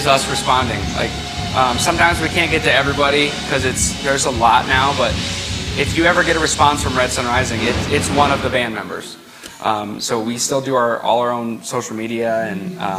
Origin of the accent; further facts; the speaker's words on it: Akron, Ohio, United States; We're from Akron, Ohio, which is just about 2 hours north